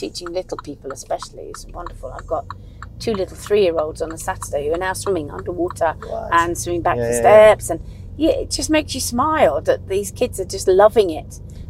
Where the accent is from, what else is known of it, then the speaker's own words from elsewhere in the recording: DR Congo; born there; So, I was born in the Belgian Congo.